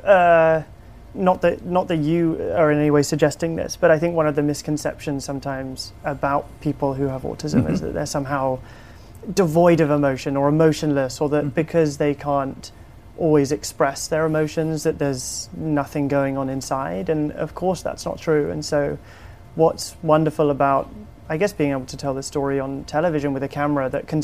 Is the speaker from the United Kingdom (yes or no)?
yes; United Kingdom; accent: British; I direct in my British accent